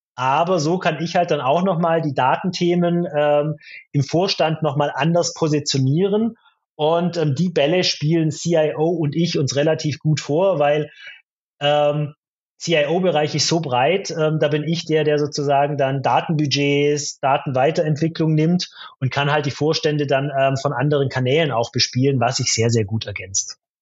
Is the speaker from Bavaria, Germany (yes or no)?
no; Stuttgart area, Baden-Württemberg, Germany; ich komme ja aus der Stuttgarter Gegend